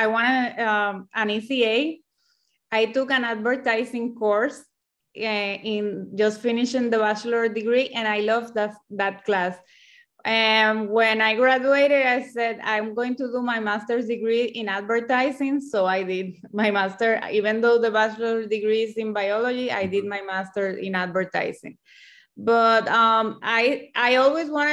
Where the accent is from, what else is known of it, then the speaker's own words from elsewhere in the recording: Puerto Rico; I'm from Puerto Rico and the native language here is Spanish.